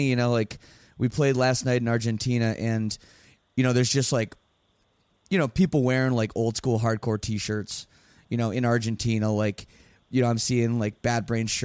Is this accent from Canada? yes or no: yes; Canada; I'm Canadian.